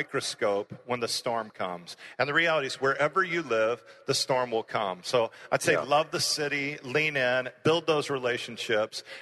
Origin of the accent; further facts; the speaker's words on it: Houston, Texas, United States; I ended up starting a church in my hometown in Houston